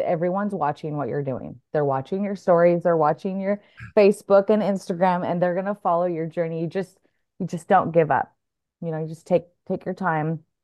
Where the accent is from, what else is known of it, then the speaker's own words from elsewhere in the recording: Oregon, United States; moved away as an adult; also born or lived in Santa Barbara; I'm from Oregon